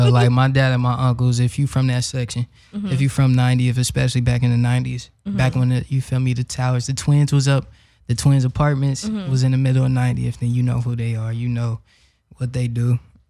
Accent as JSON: {"language": "English", "town": "Los Angeles", "region": "California", "country": "United States", "tie": "born or raised there", "said": "I'm from South Central, you know, 90th Street and all that."}